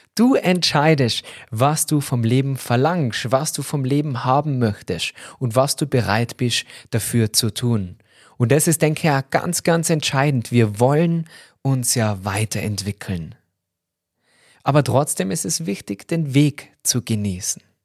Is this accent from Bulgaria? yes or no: no; Austria; bei uns in Österreich